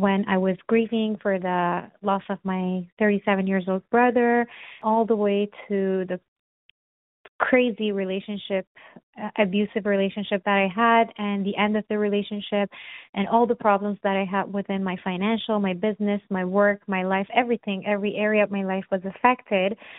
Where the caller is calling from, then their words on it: Toronto, Ontario, Canada; I'm calling from Toronto, Canada.